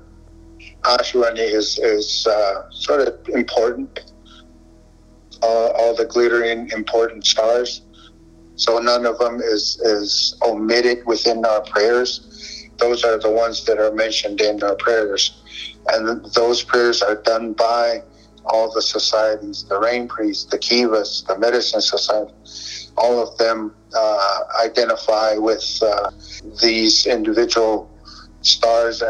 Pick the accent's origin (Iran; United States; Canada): United States; Zuni, New Mexico; I'm from Zuni with the Zuni Cultural Resource Advisory Team